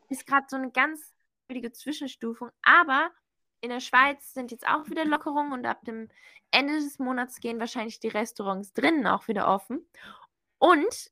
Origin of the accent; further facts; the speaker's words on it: Germany; ich bin Deutsche